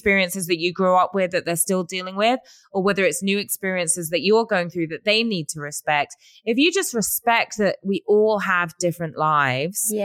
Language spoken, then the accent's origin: English; United Kingdom; moved away as an adult; now in Los Angeles, United States; I've been here for a long time, but I'm also a Brit